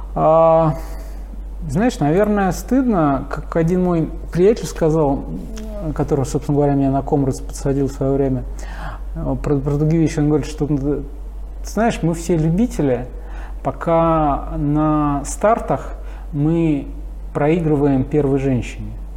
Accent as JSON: {"language": "Russian", "region": "Moscow", "country": "Russia", "tie": "born or raised there", "said": "мы переехали на Каширку. И там вот, собственно говоря, в... я и пошел в школу, в пятый класс"}